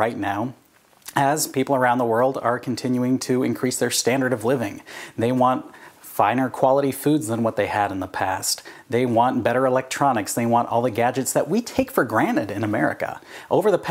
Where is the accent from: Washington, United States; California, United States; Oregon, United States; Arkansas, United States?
California, United States; I grew up in California